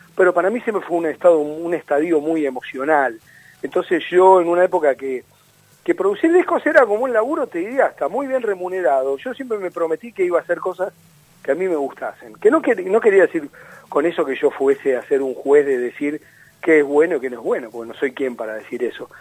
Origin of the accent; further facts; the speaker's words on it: Mar del Plata, Buenos Aires Province, Argentina; moved away; es mi ciudad de crianza yo no nací en Mar del Plata yo nací en una clínica en Buenos Aires